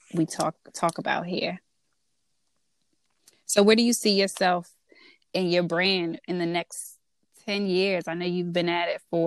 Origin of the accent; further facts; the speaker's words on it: DMV, United States; accent: DMV; my DMV accent, which I get all the time